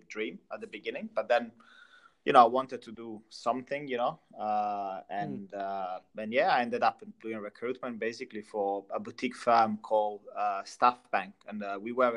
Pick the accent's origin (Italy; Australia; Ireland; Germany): Italy; English is a second language; moved away as an adult; also born or lived in London; I'm Italian, first of all. So grew up in Italy, I lived there since I was 23, 24